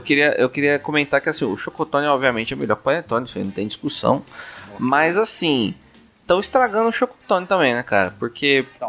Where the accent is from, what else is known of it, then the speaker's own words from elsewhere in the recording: São Paulo, Brazil; sou paulista